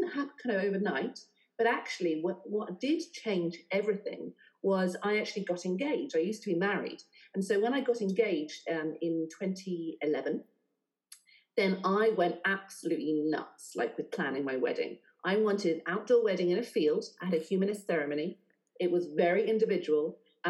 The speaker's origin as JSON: {"language": "English", "region": "South West England", "country": "United Kingdom", "lives_now": "London, United Kingdom", "said": "So, yeah, but I'm not from here. I'm actually from right down the southwest."}